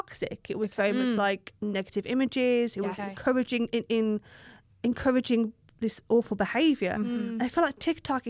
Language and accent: English; Birmingham, West Midlands, United Kingdom; accent: Brummie; I'm a Brummie.